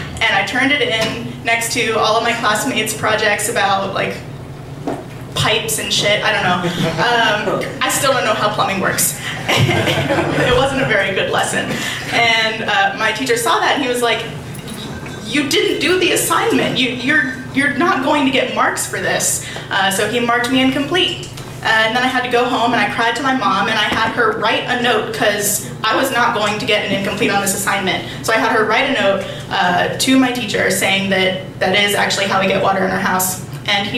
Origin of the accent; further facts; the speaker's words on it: Appalachia, rural southwestern Pennsylvania, United States; I grew up in Appalachia, like rural, in the woods, southwestern Pennsylvania, almost, just like basically West Virginia